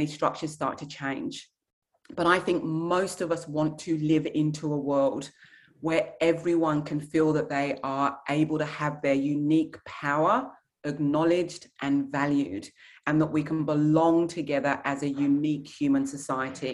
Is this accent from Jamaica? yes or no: no; England, United Kingdom; my heritage is Nigerian, where women are not quiet and they are not meek. But I was raised in England